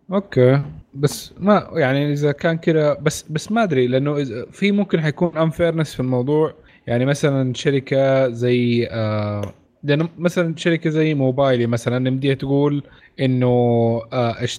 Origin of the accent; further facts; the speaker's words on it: Saudi Arabia; عندنا في السعوديه